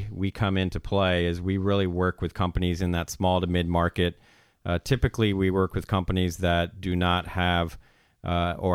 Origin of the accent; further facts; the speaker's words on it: San Diego, California, United States; also born or lived in Iowa; I was born in the state of Iowa. So I'm a Midwesterner uh, at heart, but uh, pretty much grew up in the San Diego area.